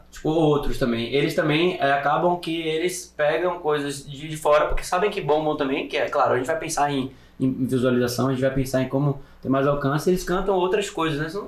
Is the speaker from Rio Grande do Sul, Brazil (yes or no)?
no; Bahia, Brazil; sou baiana e quero representar